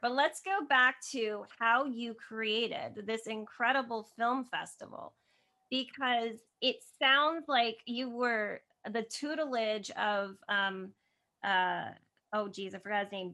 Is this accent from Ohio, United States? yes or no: no; New Jersey, United States; I'm from New Jersey originally